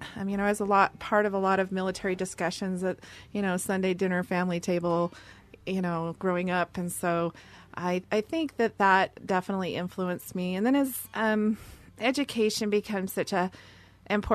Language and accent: English; Seattle, Washington, United States; I'm from Seattle and born and raised there. Very proud of my native Seattle heritage.